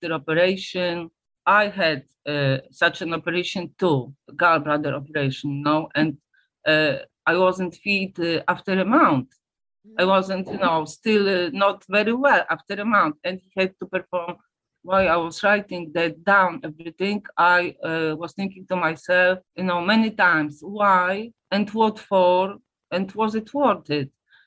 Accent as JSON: {"language": "English", "country": "Poland", "tie": "born or raised there", "second_language": "English", "said": "I'm from Poland, and in the 70s, Poland was a communist country"}